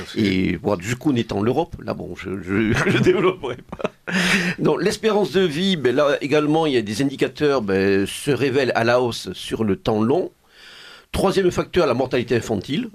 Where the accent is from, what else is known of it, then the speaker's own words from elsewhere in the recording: Provence-Alpes-Côte d'Azur, France; accent: accent chantant (Provençal singing accent); la Provence charnelle que nous aimons, qui m'est cher en particulier, mon accent chantant euh, pouvant me marquer à ce niveau-là